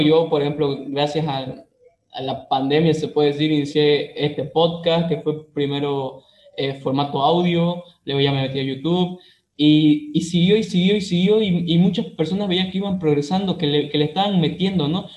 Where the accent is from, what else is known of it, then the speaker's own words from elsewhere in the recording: Santa Cruz de la Sierra, Santa Cruz, Bolivia; yo soy de Santa Cruz, Bolivia